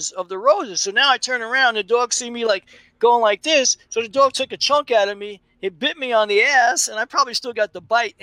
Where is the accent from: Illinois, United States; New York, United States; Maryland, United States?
New York, United States; New York City; when I was a kid growing up in Brooklyn